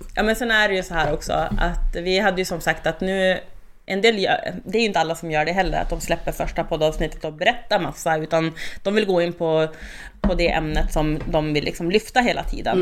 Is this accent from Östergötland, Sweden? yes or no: no; Skellefteå, Västerbotten County, Sweden; now in Burträsk, Sweden; inne i Skellefteå där jag är född och uppväxt.